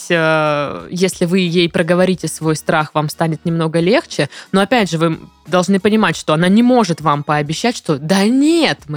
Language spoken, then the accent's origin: Russian; Volga region, Russia; Первый год у нас были отношения на расстоянии. Я с Поволжья, она с Кубани.